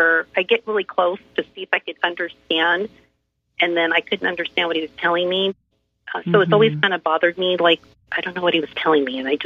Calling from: Orange, California, United States; I'm calling from Orange, California.

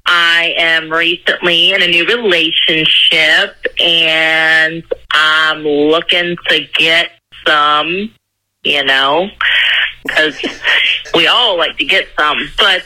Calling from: Myrtle Beach, South Carolina, United States; I'm calling in from Myrtle Beach, South Carolina.

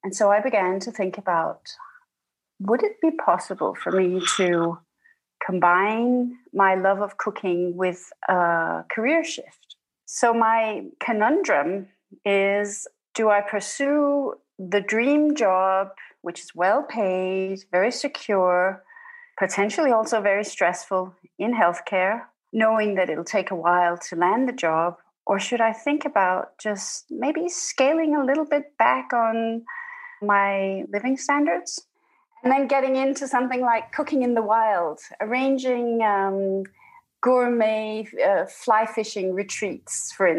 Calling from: Denmark; I'm calling from Denmark.

